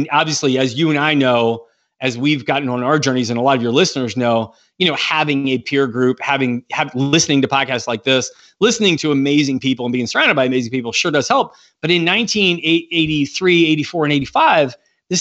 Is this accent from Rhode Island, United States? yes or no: no; Pennsylvania, United States; now in Georgia, United States; I was born in Pennsylvania, actually. I wasn't born here in Georgia.